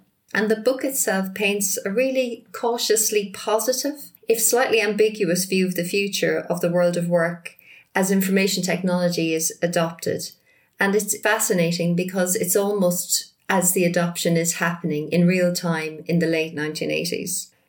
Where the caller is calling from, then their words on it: rural Northamptonshire, East Midlands, United Kingdom; calling from rural Northamptonshire in England.